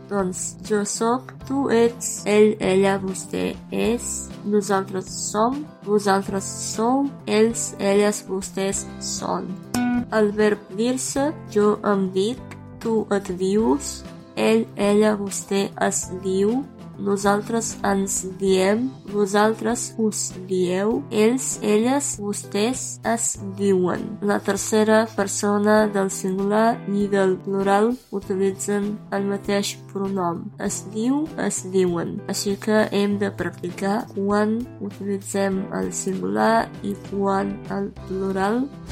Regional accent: Romania; first language Romanian, Serbian; Catalan is a second language; soc de Romania, soc romanesa. Soc estudiant de filologia. Les meves llengües maternes són el romanès i el serbi.

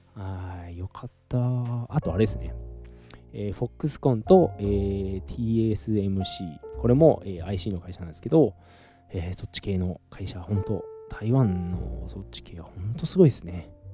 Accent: Saitama, Japan; moved away as an adult; now in Taiwan; 埼玉の実家

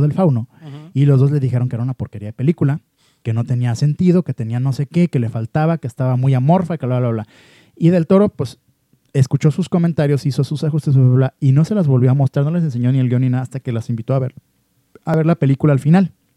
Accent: Guadalajara, Jalisco, Mexico; como mexicano y sobre todo como tapatío

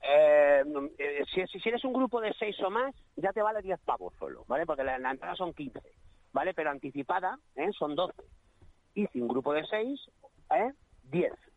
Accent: Leganés, Community of Madrid, Spain; soy muy pepinero, soy muy de Leganés

